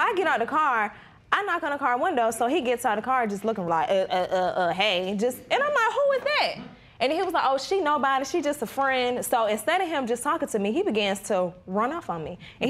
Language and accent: English; New York, United States; moved away; I'm from New York.